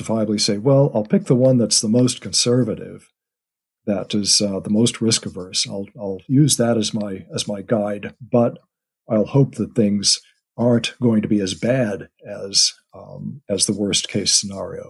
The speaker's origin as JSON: {"language": "English", "country": "United States", "moved": "yes", "said": "My family is, as you can tell from my accent, over in the U.S."}